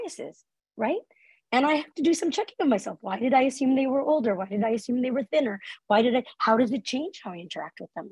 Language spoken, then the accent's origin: English; Canada; as a Canadian